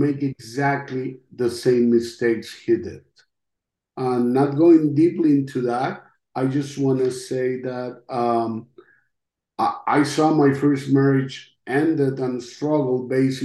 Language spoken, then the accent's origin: English; Costa Rica; first language Spanish; English is a second language; moved away as an adult; now in United States; I'm from Costa Rica.